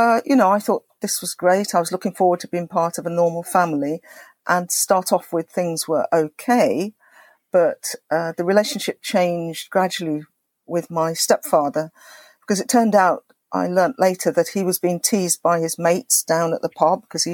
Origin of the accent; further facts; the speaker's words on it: England, United Kingdom; I grew up in England, as you say, a mixed race child